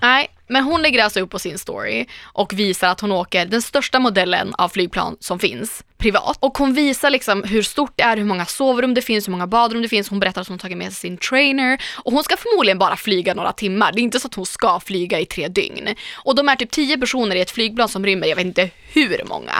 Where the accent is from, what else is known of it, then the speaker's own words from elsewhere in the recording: Umeå, Västerbotten County, Sweden; now in Stockholm, Sweden; Jag är också från Norrland